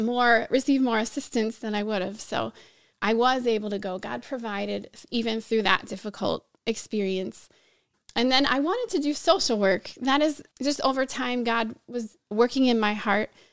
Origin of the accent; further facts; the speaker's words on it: Pennsylvania, United States; moved away as an adult; also born or lived in Brazil; now in Chicago, United States; I grew up mostly in Pennsylvania